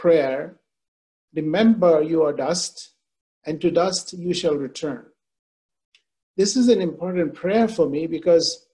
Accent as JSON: {"language": "English", "country": "India", "tie": "born or raised there", "said": "I grew up in India"}